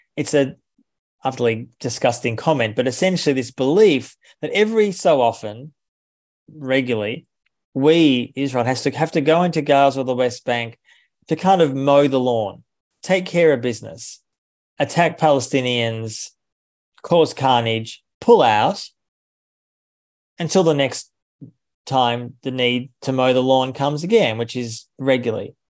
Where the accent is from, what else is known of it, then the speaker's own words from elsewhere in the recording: Australia; I'm from Australia